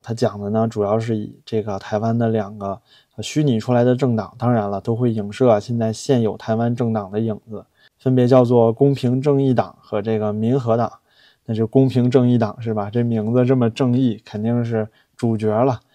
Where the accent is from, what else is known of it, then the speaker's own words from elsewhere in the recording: China; 我们大陆人能不能理解这些？